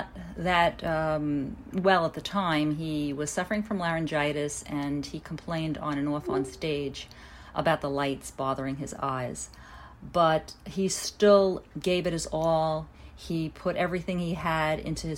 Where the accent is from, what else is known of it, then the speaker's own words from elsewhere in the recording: New York City, New York, United States; I'm from Brooklyn, New York in the U.S.